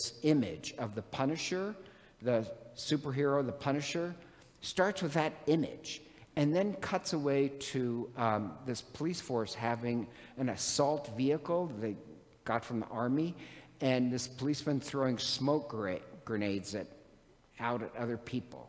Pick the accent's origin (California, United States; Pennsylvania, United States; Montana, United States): Montana, United States; moved away; I'm from Montana originally